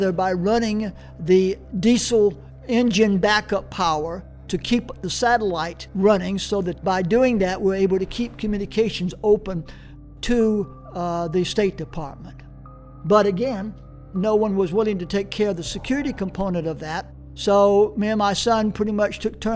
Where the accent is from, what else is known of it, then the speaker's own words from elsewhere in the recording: United States; moved away; I'm an American citizen and will always be.